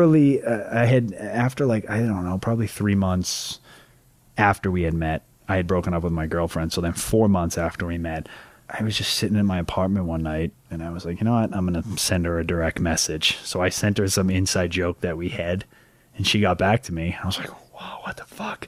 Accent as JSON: {"language": "English", "town": "Carver", "region": "Massachusetts", "country": "United States", "said": "I'm from Carver, Massachusetts."}